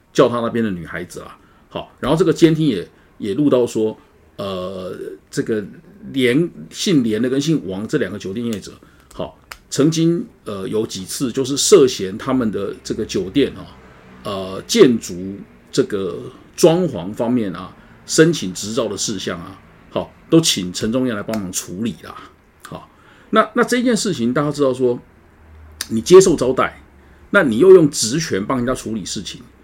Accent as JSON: {"language": "Chinese", "region": "Tainan", "country": "Taiwan", "tie": "born or raised there", "said": "我的故乡台南"}